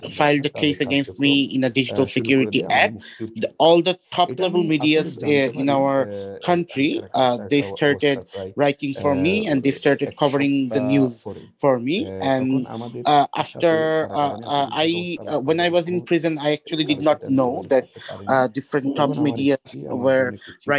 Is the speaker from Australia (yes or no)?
no; Bangladesh; from our country